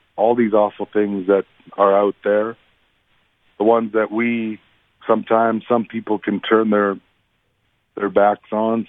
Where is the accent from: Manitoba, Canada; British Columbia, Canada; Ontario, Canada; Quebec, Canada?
Manitoba, Canada; Peguis; when my dad and I would be tasked with singing at wake services and funerals growing up in Peguis.